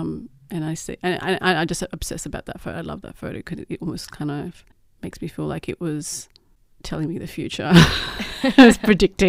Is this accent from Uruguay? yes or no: yes; Uruguay; now in Australia; I grew up in Uruguay, actually. Well, I grew up in Australia as well, so I was born here but lived overseas.